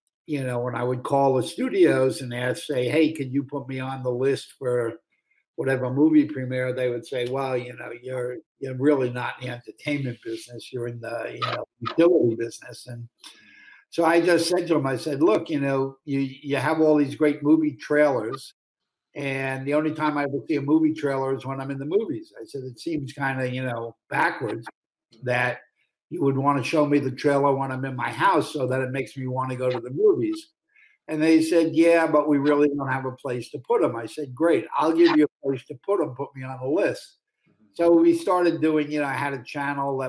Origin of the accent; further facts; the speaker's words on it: New York City, New York, United States; I grew up in Brooklyn, New York